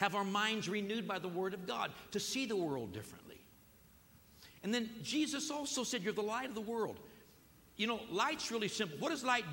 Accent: United States; I'm an American here

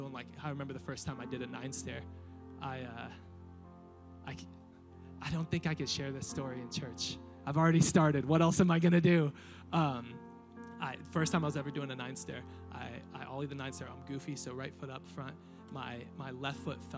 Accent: Riverside, California, United States; now in Murrieta, United States; I never thought that I would leave Riverside. I never thought I would get out of my hometown

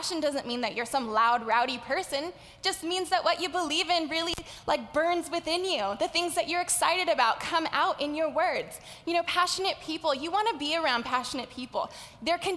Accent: Los Angeles, California, United States; accent: valley girl; I grew up in the San Fernando Valley, which is why I say like a lot. I'm a valley girl

